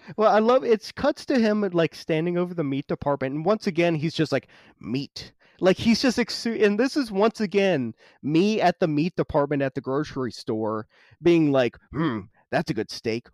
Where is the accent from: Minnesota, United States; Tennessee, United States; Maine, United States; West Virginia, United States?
West Virginia, United States; I grew up in West Virginia, fucking wrong turn country